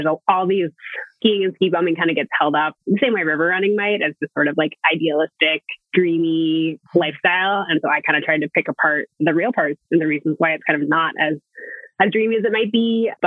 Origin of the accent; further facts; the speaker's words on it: Boston, Massachusetts, United States; I grew up in Boston